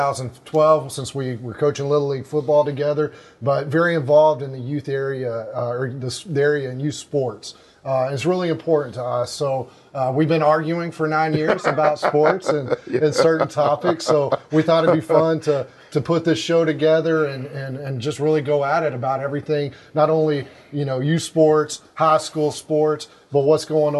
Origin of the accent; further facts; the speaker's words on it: The Woodlands, Texas, United States; I grew up in the Woodlands area, lived here since 1979